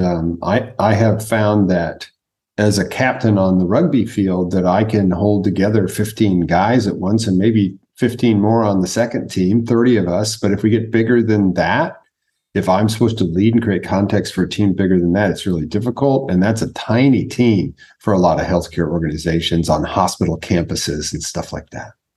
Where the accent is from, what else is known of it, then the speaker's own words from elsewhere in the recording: United States; first language English; Native American born, so I was born in America. English is my first language